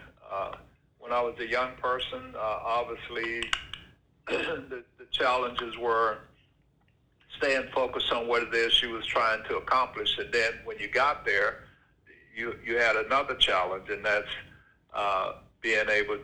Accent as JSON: {"language": "English", "town": "Vidalia", "region": "Georgia", "country": "United States", "tie": "born or raised there", "moved": "as an adult", "said": "I grew up on a farm in Georgia, in Vidalia, Georgia, youngest of 11 kids"}